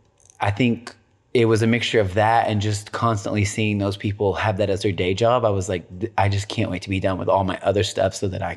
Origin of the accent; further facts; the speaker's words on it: Tennessee, United States; I'm from Tennessee.